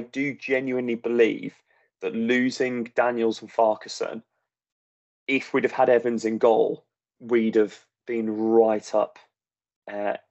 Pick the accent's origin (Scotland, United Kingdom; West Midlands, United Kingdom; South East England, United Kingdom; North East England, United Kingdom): West Midlands, United Kingdom; Walsall; moved away; one of the two of us born in Walsall